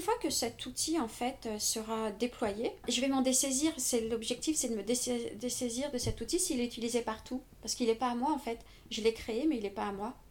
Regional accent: Paris, Île-de-France, France; je, suis une pure parisienne je suis née à Paris j'ai toujours vécu à Paris

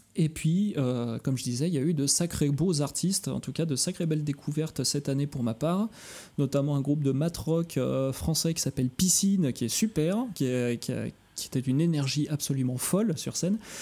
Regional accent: Lyon, Auvergne-Rhône-Alpes, France; moved away; je suis lyonnais à l'origine

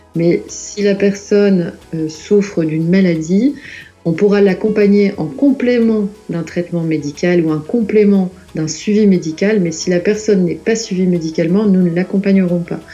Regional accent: Lille, Hauts-de-France, France; je suis originaire de Lille

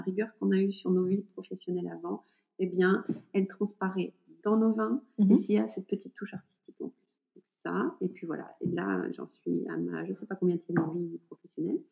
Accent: north of France, France; now in Burgundy, France; nous sommes originaires du nord de la France

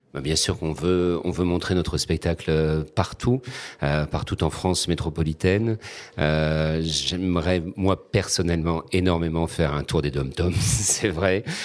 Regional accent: Réunion; notre petit bout de caillou perdu au milieu de l'océan Indien et dire bah nous on vient de là

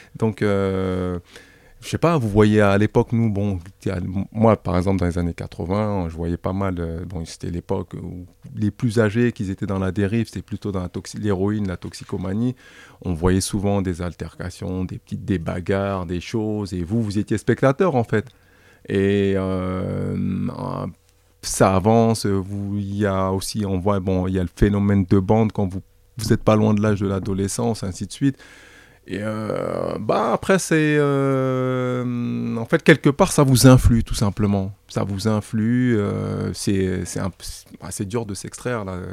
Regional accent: Paris, Île-de-France, France; nous qui avons grandi dans le 19e, qui avons grandi dans le quartier

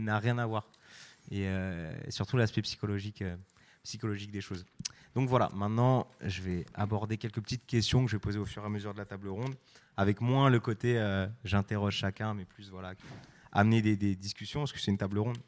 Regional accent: Brest, Brittany, France; je suis de Brest, et vraiment Brest, c'est le bout

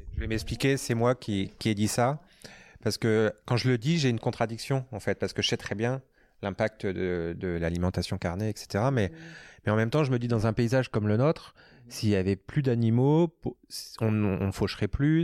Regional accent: Normandy, France; also born or lived in Bordeaux; now in Lyon, France; Moi je viens de l'Ouest, je suis normand, j'ai vécu à Bordeaux longtemps

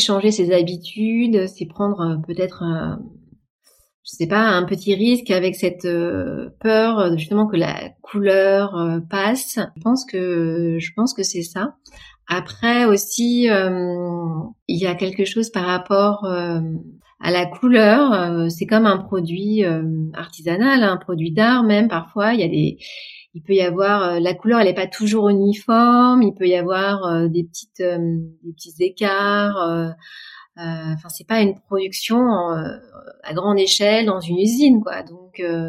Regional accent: France; chez nous en France

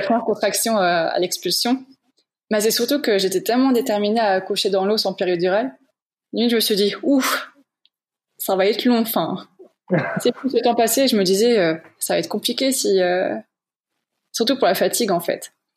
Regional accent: Moselle, Grand Est, France; moved away as an adult; now in Luxembourg; de base, je suis de Moselle en France

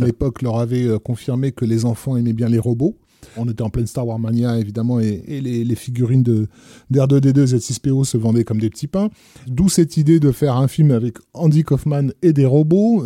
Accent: France; chez nous en France

